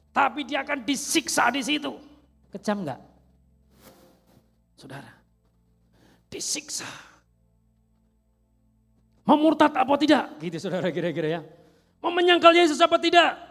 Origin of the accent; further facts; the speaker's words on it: Java, Indonesia; Kadang orang bertanya, saya dari Jawa, saudara ya. Orang bertanya, baru enggak di sini? Saya bilang baru 25 tahun saudara ya.